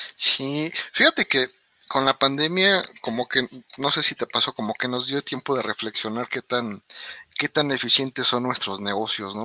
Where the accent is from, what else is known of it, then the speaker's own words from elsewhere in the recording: Mexico; nosotros los mexicanos o como latinos